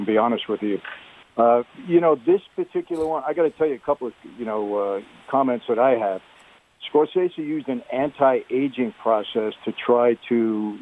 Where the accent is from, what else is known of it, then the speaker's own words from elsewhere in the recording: New York City, New York, United States; I grew up in Brooklyn